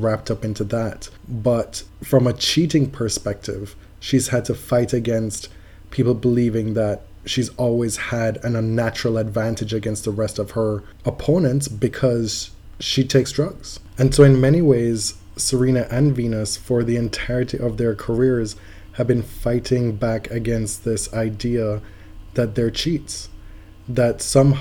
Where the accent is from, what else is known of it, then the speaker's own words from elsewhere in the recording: Jamaica; moved away; also born or lived in United States; Me growing up and growing up in Jamaica, honesty was a huge, huge part of the social fabric, the texture of being a Jamaican